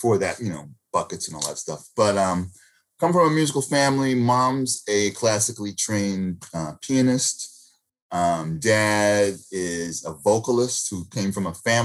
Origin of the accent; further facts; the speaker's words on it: Lindenhurst, New York, United States; Originally from Lindenhurst, Long Island